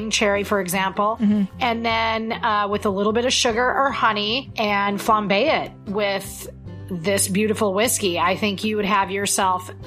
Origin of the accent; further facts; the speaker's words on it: Midwest, United States; I am a girl from the Midwest